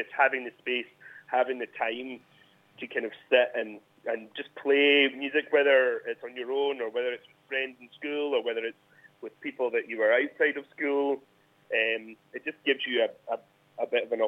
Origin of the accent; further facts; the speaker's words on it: Fintry, Scotland, United Kingdom; Finesty, which is my hometown gig